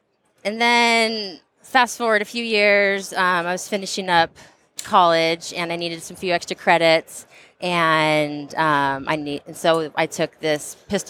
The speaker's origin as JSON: {"language": "English", "region": "Southern California", "country": "United States", "tie": "born or raised there", "said": "I grew up in Southern California, and it's not the most gun-friendly of states."}